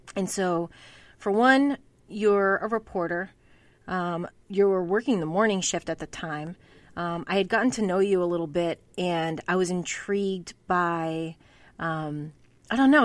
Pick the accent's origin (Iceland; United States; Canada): United States; Massachusetts; growing up in New England, in Massachusetts